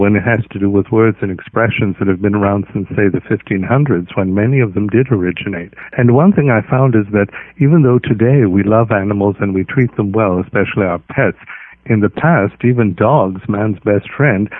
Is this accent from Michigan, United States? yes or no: no; Santa Barbara, California, United States; I wasn't born in this country, but I grew up in Santa Barbara, 90 miles from Los Angeles